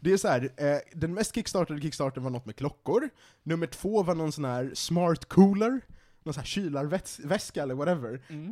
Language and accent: Swedish; Sweden; som svensk